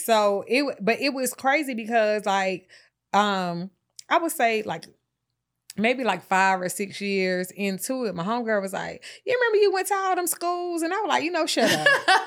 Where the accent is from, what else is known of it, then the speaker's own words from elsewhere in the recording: Atlanta, Georgia, United States; I'm from Atlanta